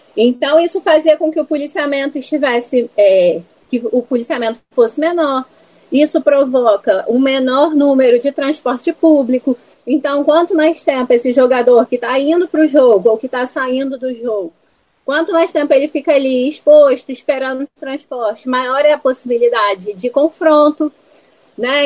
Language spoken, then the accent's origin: Portuguese; Volta Redonda, Rio de Janeiro, Brazil; moved away as an adult; now in Rio de Janeiro, Brazil; eu sou de Volta Redonda, né? Eu sou do interior e eu vim para o Rio fazer faculdade